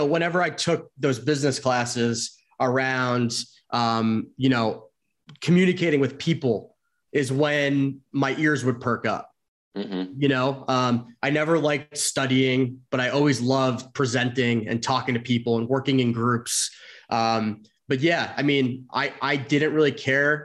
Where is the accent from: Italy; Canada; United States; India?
United States; central New Jersey; moved away; also born or lived in Arizona / San Francisco; So I grew up in Jersey, like the central part of Jersey